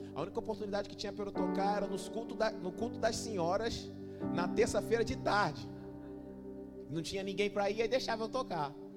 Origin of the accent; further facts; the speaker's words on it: Rio de Janeiro, Brazil; moved away as an adult; now in Recife, Brazil; eu não sou daqui de Recife, eu sou lá do Rio de Janeiro, natural de lá